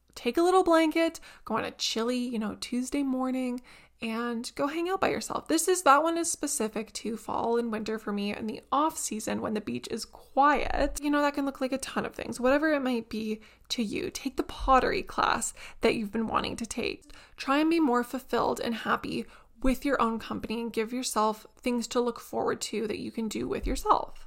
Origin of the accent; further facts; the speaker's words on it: Canada; as a Canadian